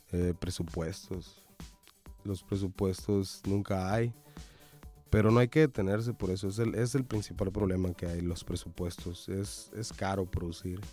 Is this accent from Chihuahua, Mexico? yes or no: no; Sonora, Mexico; somos sonorenses